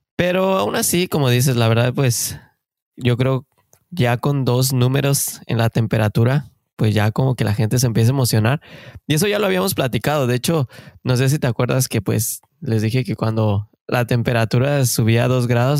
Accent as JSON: {"language": "Spanish", "country": "Mexico", "moved": "as an adult", "lives_now": "Canada", "said": "somos mexicanos de corazón que venimos a buscar el famosísimo sueño canadiense"}